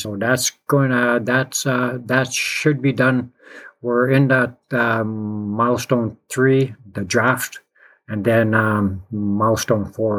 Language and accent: English; Ontario, Canada; I'm from Azamwe in Anishinaabeg